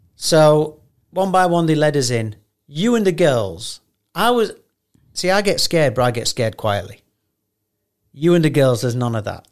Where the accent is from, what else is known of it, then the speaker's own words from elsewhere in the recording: England, United Kingdom; I'm from England